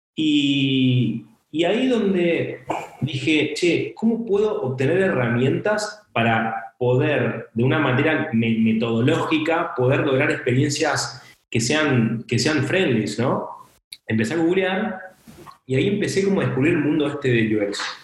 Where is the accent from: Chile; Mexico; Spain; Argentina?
Argentina; San Antonio de Padua, Buenos Aires Province; soy de Argentina, soy de Buenos Aires, eh, de una ciudad eh, que se llama San Antonio de Padua